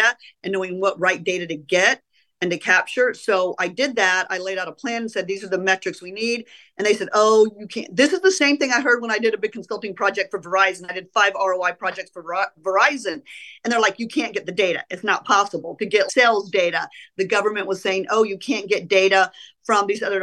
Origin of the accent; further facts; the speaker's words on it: Oklahoma City, Oklahoma, United States; moved away as an adult; also born or lived in Illinois; I grew up in Oklahoma. I grew up in Oklahoma City, went to high school in Oklahoma City